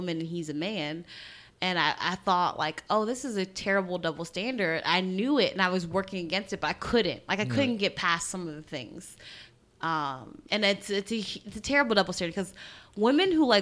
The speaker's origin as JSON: {"language": "English", "country": "Trinidad & Tobago", "said": "I'm from Trinidad, or my family's from Trinidad"}